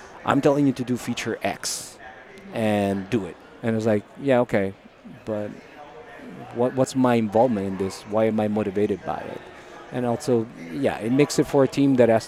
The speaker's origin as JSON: {"language": "English", "country": "Italy", "tie": "born or raised there", "also_born_or_lived": "Dublin, Ireland / Seattle, United States", "second_language": "English", "moved": "as an adult", "lives_now": "California, United States", "said": "I was born and raised in Italy"}